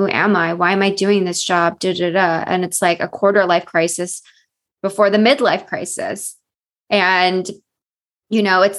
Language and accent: English; Philippines; And then me being Filipino in Asian culture, we have to be very deferential to elders because they know better.